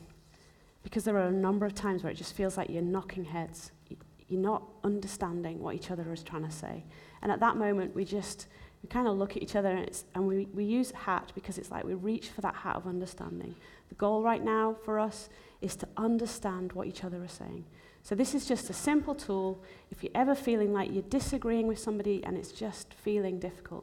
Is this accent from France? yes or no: no; Zimbabwe; moved away; also born or lived in England / America; I was actually born in Zimbabwe. It's where my whole family were from